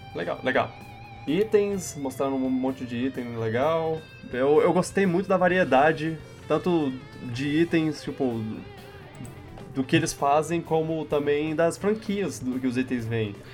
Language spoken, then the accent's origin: Portuguese; Brazil; sou brasileiro